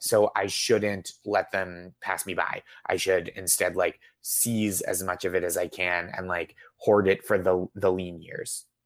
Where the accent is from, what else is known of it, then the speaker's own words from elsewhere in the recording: just outside Boston, Massachusetts, United States; I grew up just outside Boston